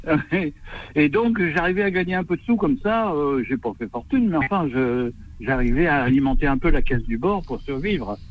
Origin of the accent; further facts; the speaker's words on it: Normandy, France; moved away; je suis originaire de Normandie.